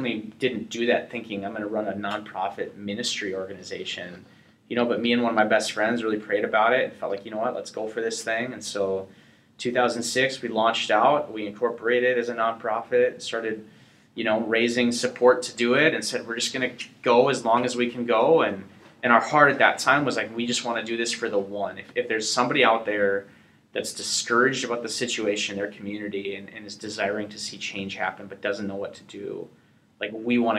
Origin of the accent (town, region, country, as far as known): North Dakota, United States